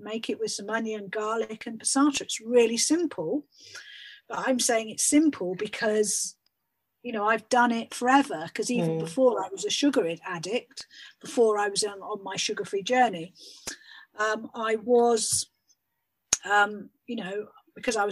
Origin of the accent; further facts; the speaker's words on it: United Kingdom; we're British